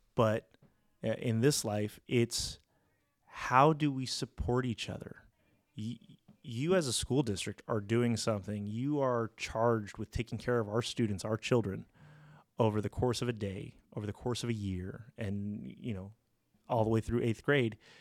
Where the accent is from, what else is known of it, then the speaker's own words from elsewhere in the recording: La Mirada, California, United States; I am a local kid. I, I grew up in La Mirada, went to La Mirada High School